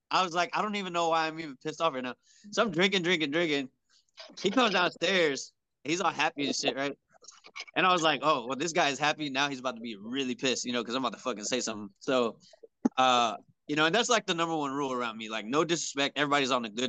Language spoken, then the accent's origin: English; Houston, Texas, United States; I'm from Houston, like the strip club fucking capital right now